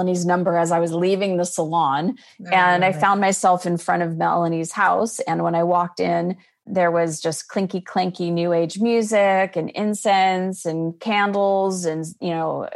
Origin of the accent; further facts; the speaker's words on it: Scottsdale, Arizona, United States; moved away as an adult; also born or lived in Chicago; I was born and raised in Scottsdale, Arizona, and graduated from ASU